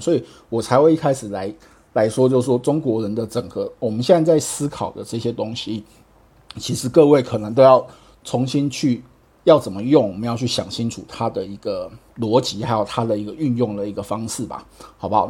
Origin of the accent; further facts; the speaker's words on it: Taiwan; 因为我是台湾来的